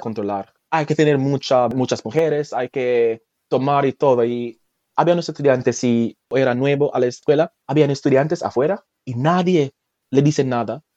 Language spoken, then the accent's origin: Spanish; Jamaica; first language Jamaican Patois; Spanish is a second language; moved away as an adult; now in France; yo nací en Jamaica